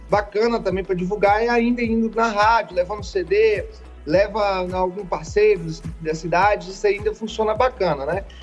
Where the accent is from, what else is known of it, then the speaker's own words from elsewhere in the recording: Imburana, Espírito Santo, Brazil; now in Goiânia, Brazil; Eu, eu sou do interior do Espírito Santo, chamo Imburana, é, é um distrito de Ecoporanga. E eu vim para Goiânia em 2014 e não deu muito certo, eu acabei voltando para minha cidade.